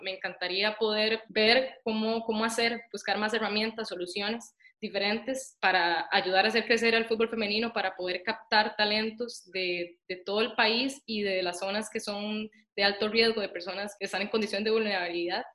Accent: Costa Rica; moved away as an adult; also born or lived in United States; Yo me fui a los 19 años de Costa Rica y estudié en Estados Unidos ciencia del ejercicio

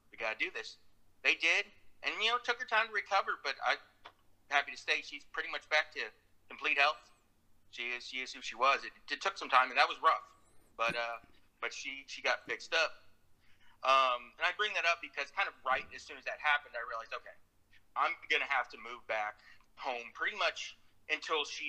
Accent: Uvalde, Texas, United States; moved away; back to my hometown Uvalde

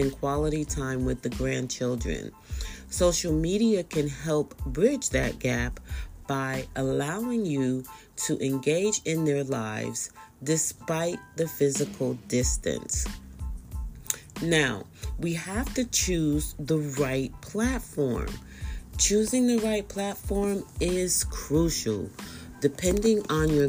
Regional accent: Bay Area, California, United States; I am from the Bay Area

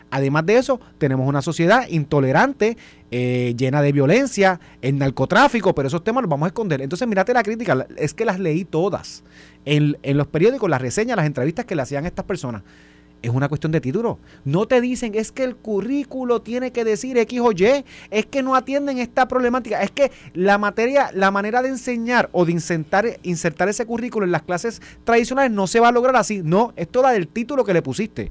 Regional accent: Puerto Rico; now in Guaynabo, Puerto Rico; yo vengo de Vega

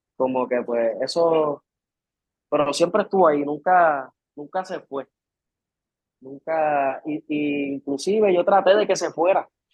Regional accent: Puerto Rico; soy de Puerto Rico de toda la vida

